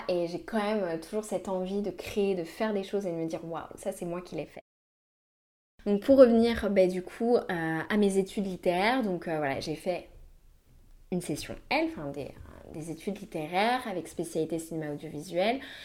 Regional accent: Brittany, France; je suis née du coup en Bretagne

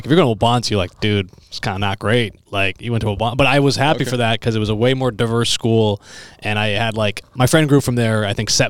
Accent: Naperville, Illinois, United States; now in Chicago, United States; I grew up in Naperville.

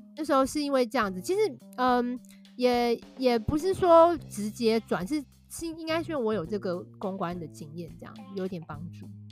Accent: Taiwan; moved away as an adult; also born or lived in Shanghai; now in United Kingdom; 我们台湾人

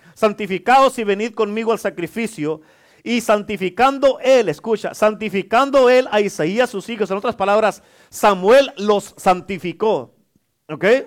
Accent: Durango, Mexico; yo soy de Durango

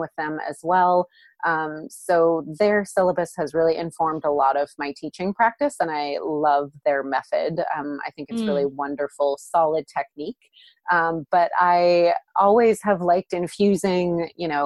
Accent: California, United States; moved away as an adult; now in upstate New York, United States; I'm from California originally

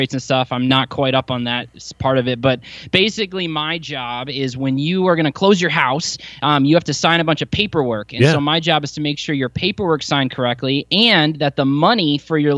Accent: Grand Rapids, Michigan, United States; moved away as an adult; now in Milwaukee, United States; I was born and raised in Grand Rapids

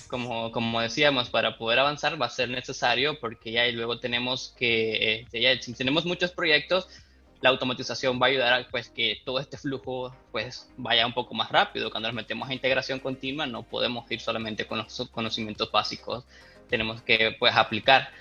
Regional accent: Nicaragua; Yo soy de Nicaragua

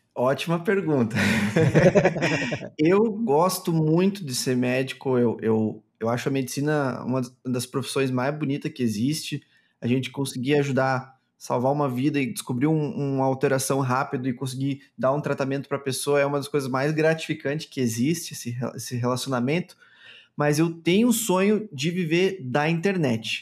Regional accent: Chapecó, Santa Catarina, Brazil; sou de Chapecó, Santa Catarina.

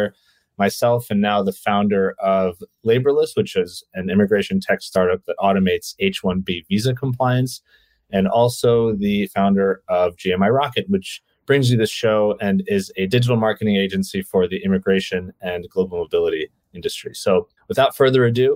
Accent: New York City, New York, United States; also born or lived in Ukraine; I moved to New York when I was 2.5 from the Ukraine. So we did move internationally, but yeah, I don't have any memories of anywhere else but New York City.

